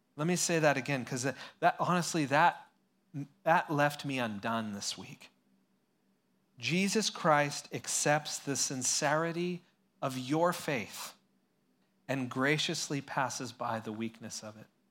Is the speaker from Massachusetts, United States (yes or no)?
no; San Luis Obispo, California, United States; I grew up in San Luis Obispo here